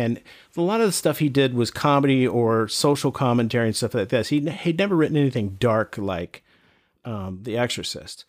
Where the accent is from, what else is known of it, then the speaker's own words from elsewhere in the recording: North Carolina, United States; I grew up here in North Carolina